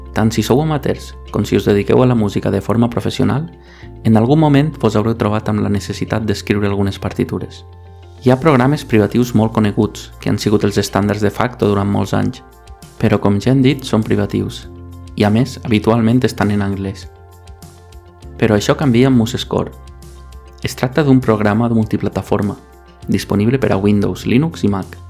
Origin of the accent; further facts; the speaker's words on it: Benissa, Valencian Community, Spain; moved away as an adult; also born or lived in Alicante; now in Barcelona, Spain; sóc de Benissa, poble de la Marina Alta